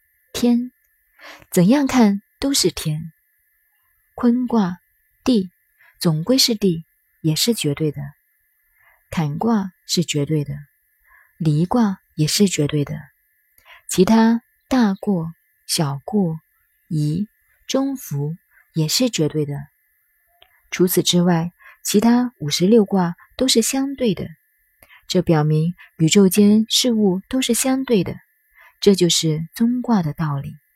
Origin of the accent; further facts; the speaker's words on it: China; 我们中国人说话常常都来自于《易经》